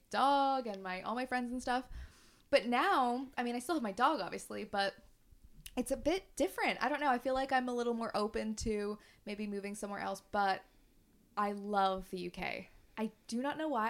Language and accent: English; Canada; moved away as an adult; now in London, United Kingdom; we're both from Canada and we've both moved over here.